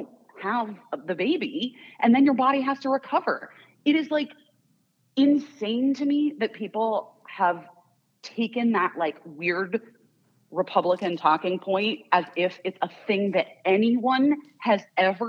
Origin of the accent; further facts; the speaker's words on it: Arizona, United States; I grew up in Arizona.